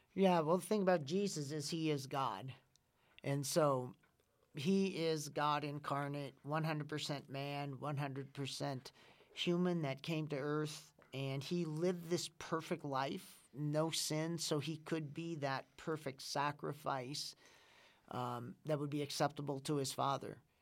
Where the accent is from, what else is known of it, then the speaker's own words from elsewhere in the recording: Winona, Minnesota, United States; I'm from Winona, Minnesota